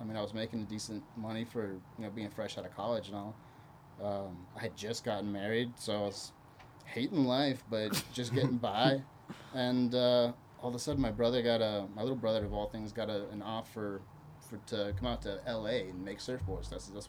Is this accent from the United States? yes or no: no; Brazil; born there; So I was born in Brazil, but ultimately settled here, went to high school here, graduated from college here